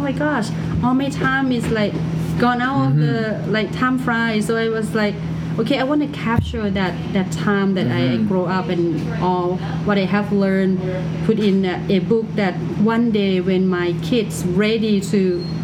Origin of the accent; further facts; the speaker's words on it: Thailand; English is a second language; moved away as an adult; now in Toronto, Canada; culture that I grew up in Thailand